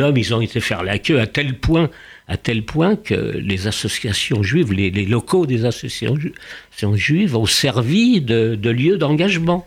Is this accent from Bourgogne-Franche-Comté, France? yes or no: no; Paris, Île-de-France, France; born or raised there; first language Yiddish; French is a second language